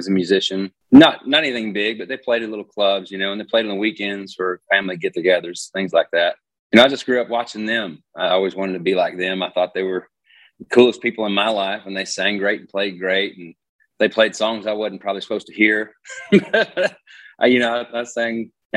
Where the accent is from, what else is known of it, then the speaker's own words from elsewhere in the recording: Rogers, Arkansas, United States; moved away; I'm from Rogers, Arkansas.